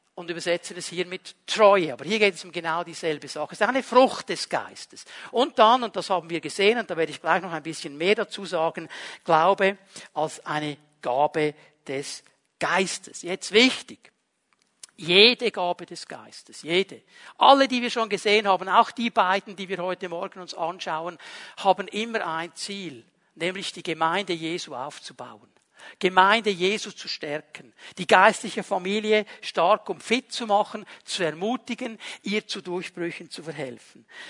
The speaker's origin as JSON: {"language": "German", "country": "Switzerland", "said": "bei uns in der Schweiz"}